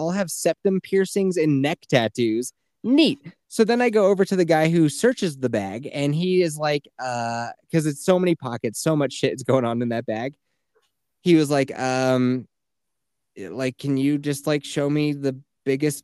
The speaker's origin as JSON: {"language": "English", "region": "Colorado", "country": "United States", "tie": "born or raised there", "said": "growing up in Colorado"}